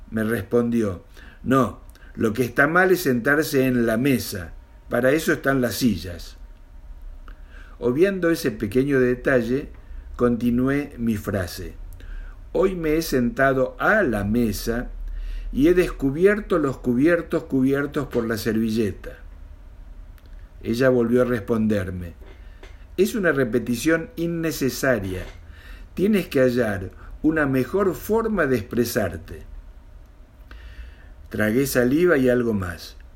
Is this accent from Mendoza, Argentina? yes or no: yes; Mendoza, Argentina; born there; now in Buenos Aires, Argentina; tengo 65 años, vivo acá en Capital Federal de la Argentina, aunque nací en Mendoza hace mucho, mucho tiempo.